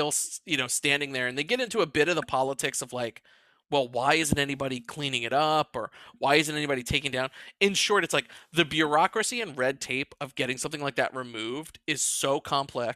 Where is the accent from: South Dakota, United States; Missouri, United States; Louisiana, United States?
Louisiana, United States; New Orleans; I'm from New Orleans